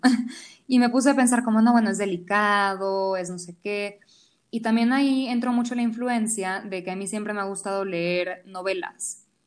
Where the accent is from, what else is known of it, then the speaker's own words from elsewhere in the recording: Venezuela; now in Mexico City, Mexico; yo soy venezolana. Llevo 15 años viviendo en Ciudad de México